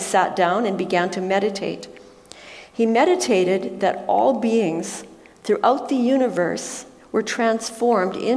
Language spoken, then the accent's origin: English; Alberta, Canada; we come from Alberta